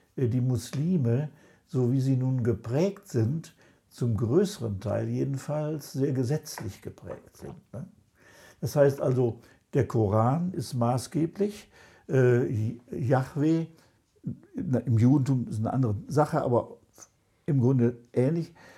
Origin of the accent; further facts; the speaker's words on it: Germany; wir als Deutsche